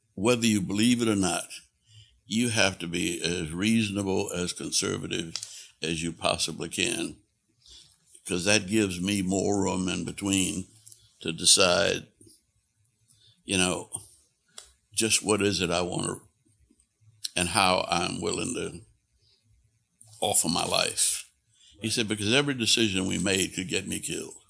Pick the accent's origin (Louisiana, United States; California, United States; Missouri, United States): Louisiana, United States; New Orleans; I was born in New Orleans, in the middle of a block in a poor, working class neighborhood